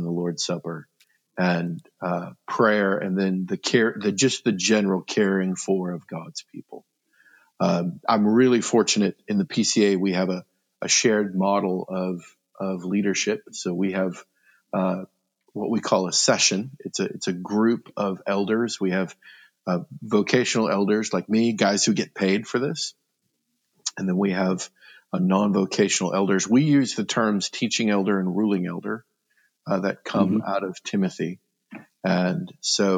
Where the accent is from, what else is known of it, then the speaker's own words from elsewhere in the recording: Fremont, Nebraska, United States; moved away as an adult; also born or lived in Lexington, Kentucky; in July of 2010, we moved back to Fremont